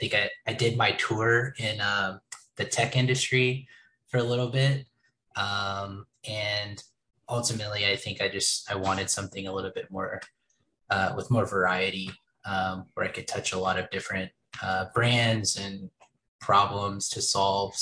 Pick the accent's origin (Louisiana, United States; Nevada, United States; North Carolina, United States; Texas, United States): Texas, United States; Dallas; also born or lived in Kansas City; now in Austin, United States; I'm originally from the Dallas area.